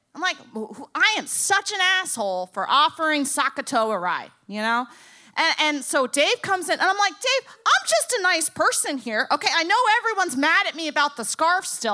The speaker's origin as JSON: {"language": "English", "town": "Boca Raton", "region": "Florida", "country": "United States", "said": "I'm from Boca Raton."}